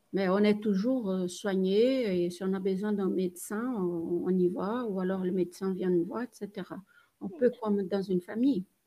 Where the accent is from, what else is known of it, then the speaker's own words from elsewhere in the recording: Brazil; moved away; je suis brésilienne.